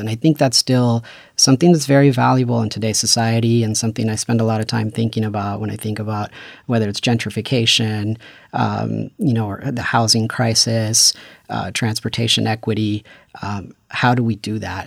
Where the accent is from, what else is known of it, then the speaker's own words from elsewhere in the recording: Paramount, California, United States; I grew up in Los Angeles. I'm from the city of Paramount